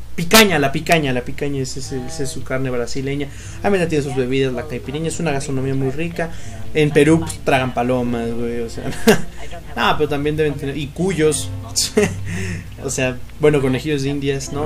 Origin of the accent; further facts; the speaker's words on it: Mexico City, Mexico; somos mexicanos, vato, y que, vato, y que precisamente somos los dos pues de la capital